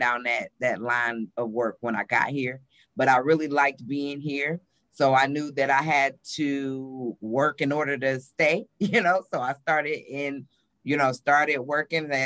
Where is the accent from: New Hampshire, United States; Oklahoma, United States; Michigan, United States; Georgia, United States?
Michigan, United States; Detroit; moved away as an adult; now in Charlotte, United States; born and raised in Detroit, Michigan